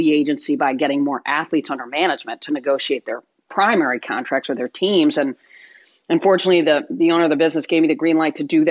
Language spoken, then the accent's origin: English; Michigan, United States; a Midwesterner, grew up in Michigan